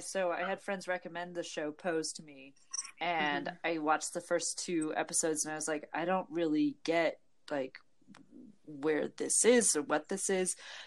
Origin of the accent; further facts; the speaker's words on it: Nebraska, United States; moved away; So I am originally from Nebraska.